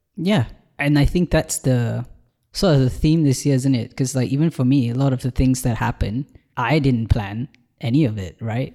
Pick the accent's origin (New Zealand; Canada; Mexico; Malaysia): Malaysia; moved away as an adult; now in Ireland; I've just moved to Ireland from Malaysia, where I was born.